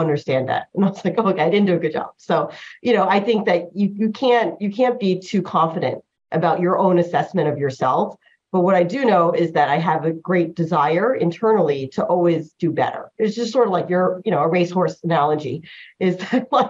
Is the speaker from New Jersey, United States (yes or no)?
yes; born in New Jersey, United States; first language Chinese; English is a second language; I grew up in America.